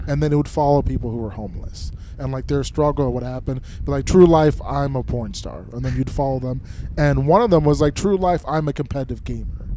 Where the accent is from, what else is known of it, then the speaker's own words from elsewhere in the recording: Minnesota, United States; moved away as an adult; also born or lived in South Dakota; I grew up in Minnesota.